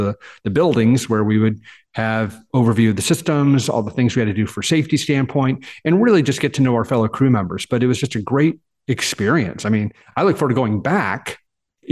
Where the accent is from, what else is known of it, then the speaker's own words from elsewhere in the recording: Dallas, Texas, United States; I was born and raised in Dallas, in Texas